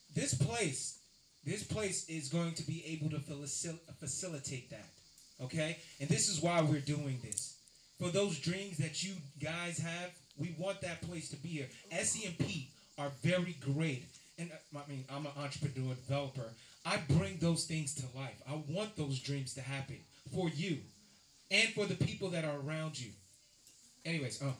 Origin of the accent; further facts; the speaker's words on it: Nigeria; I'm Nigerian